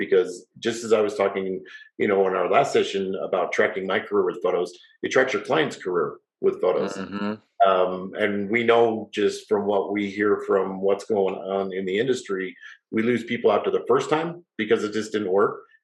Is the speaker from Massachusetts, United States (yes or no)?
no; Salt Lake City, Utah, United States; growing up in Salt Lake City, having a salon